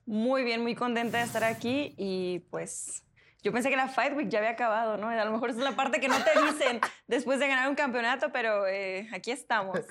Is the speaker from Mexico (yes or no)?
yes; Mexico; somos de México